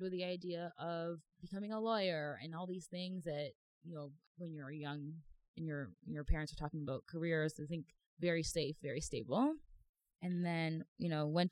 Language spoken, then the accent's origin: English; Toronto, Ontario, Canada; also born or lived in Mississauga; Born and raised in Toronto